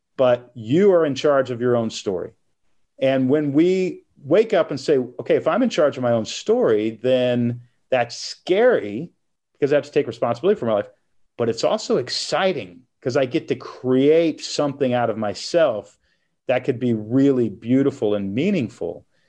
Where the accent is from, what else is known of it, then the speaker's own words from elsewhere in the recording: Texas, United States; moved away as an adult; also born or lived in Portland, Oregon; now in Nashville, United States; I grew up in Texas, moved to Portland, Oregon when I was 21.